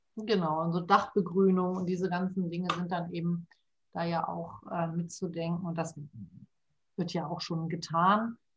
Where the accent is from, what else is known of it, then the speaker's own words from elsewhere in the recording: Hamburg, Germany; moved away as an adult; now in Ruhr area, Germany; ich bin ja ähm, eigentlich Hamburgerin und bin jetzt seit immerhin schon äh, 12, 13 Jahren hier im Ruhrgebiet